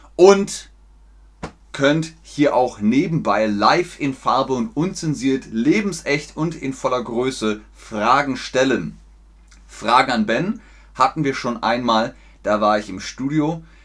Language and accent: German; Munich, Bavaria, Germany; first language German; also born or lived in Cologne, Germany; now in Hamburg, Germany; Ich bin in Köln geboren, das ist im Westen von Deutschland, und in Bayern aufgewachsen, das ist im Süden von Deutschland